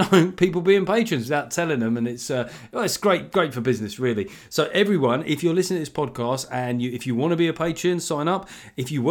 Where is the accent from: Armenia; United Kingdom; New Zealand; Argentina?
United Kingdom; London; I'm South Londoners. I'm not a Cockney